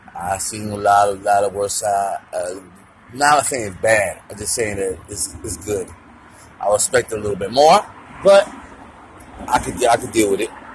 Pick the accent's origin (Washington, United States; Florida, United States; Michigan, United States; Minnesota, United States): Florida, United States; Miami; my hometown. Cause at the 305 Miami